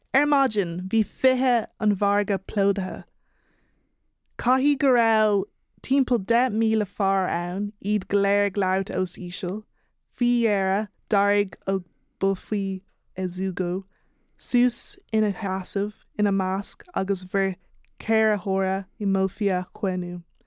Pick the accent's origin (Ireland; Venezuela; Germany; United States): Ireland; born or raised there